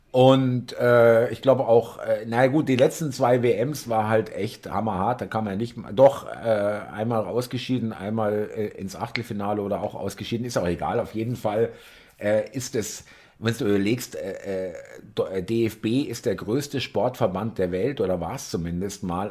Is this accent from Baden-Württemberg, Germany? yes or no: no; Munich, Bavaria, Germany; ich komme aus München